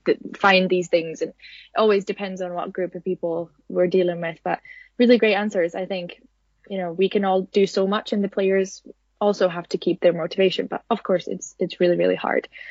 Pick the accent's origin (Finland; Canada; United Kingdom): Finland; I'm from Finland